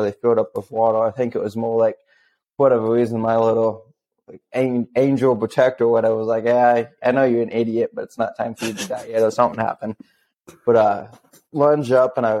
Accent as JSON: {"language": "English", "region": "Missouri", "country": "United States", "also_born_or_lived": "Alaska", "moved": "as an adult", "said": "I'm originally from Missouri"}